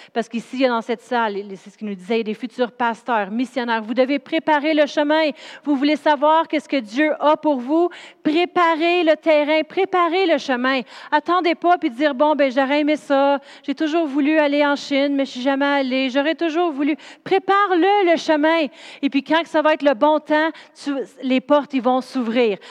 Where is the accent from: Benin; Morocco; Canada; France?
Canada; Drummondville, Quebec; moved away; also born or lived in Sherbrooke; je viens de Drummondville, c'est une ville où ce qui a rien